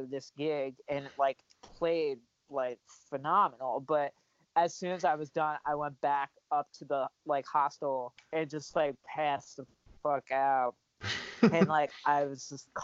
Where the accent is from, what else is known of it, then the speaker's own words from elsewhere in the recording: New York City, New York, United States; I was born in Queens, and then I spent a lot of my childhood there